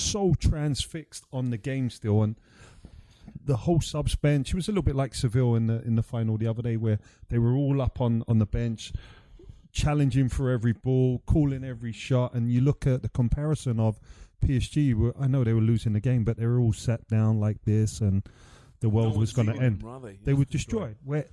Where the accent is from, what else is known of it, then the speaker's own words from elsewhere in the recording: London, United Kingdom; making my first team debut for my hometown club